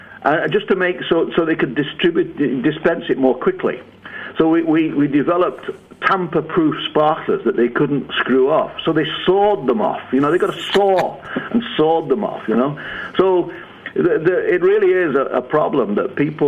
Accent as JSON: {"language": "English", "region": "England", "country": "United Kingdom", "tie": "born or raised there", "accent": "northern British", "moved": "as an adult", "lives_now": "United States", "said": "I was born in England"}